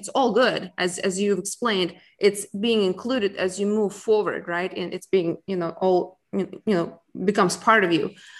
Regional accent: Russia; moved away as an adult; now in United States; where I came from Russia, where it was after the Soviet Union broke, and then coming to America

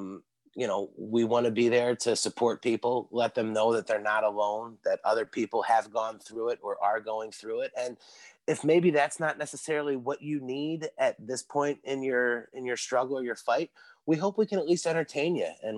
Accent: East Coast, United States; I'm a kid from the East Coast

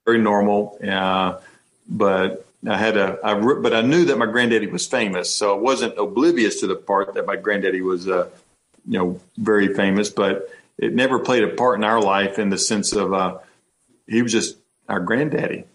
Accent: North Carolina, United States; we're from North Carolina

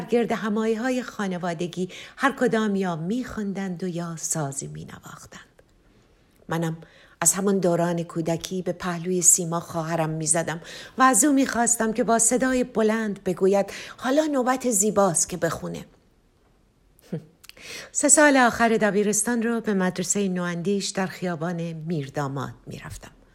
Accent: Tehran, Tehran Province, Iran; moved away as an adult; در منطقه داودیه تهران به دنیا آمدم و زندگی کردم.

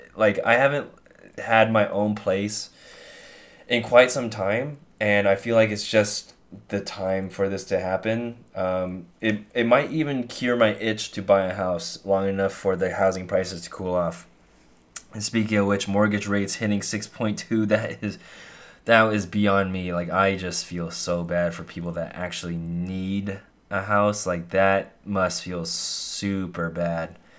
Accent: near Monterey Bay, California, United States; There's a lot of artists in my hometown that's close to Monterey Bay

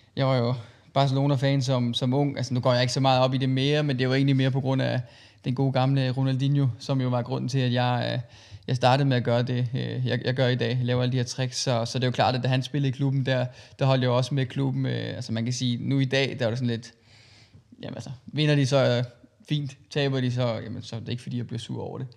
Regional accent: Christiansfeld, Southern Denmark, Denmark; jeg kommer fra en lille by i, i, i Sønderjylland, der hedder Christian Svendt, som ligger mellem, øh, Kolding og Haderslev

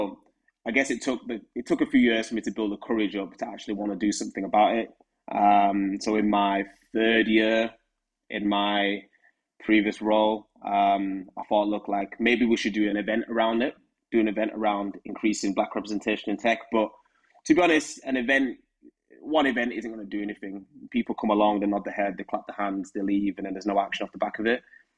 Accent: Huddersfield, Yorkshire and the Humber, United Kingdom; moved away as an adult; now in London, United Kingdom; as you can tell from my accent, I'm from Huddersfield. And moving to London in 2017

